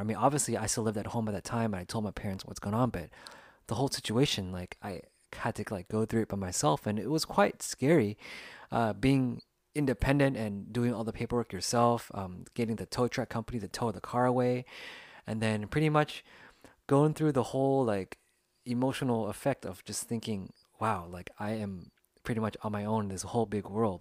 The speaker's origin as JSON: {"language": "English", "country": "United States", "tie": "born or raised there", "first_language": "English", "said": "I grew up in the United States and English was actually my first language"}